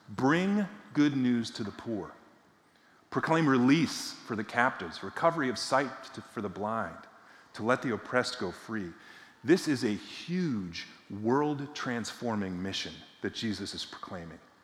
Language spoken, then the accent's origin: English; near Boston, Massachusetts, United States; I grew up in Massachusetts, not far from Boston, about 10 miles from what was then called Schaefer Stadium